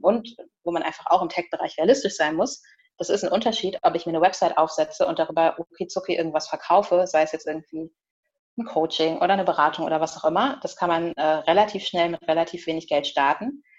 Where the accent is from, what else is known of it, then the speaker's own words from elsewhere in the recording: Germany; ich bin in Deutschland geboren